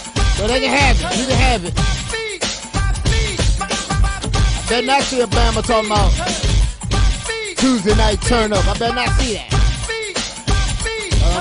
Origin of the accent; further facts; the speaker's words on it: Washington, District of Columbia, United States; I'm from Southeast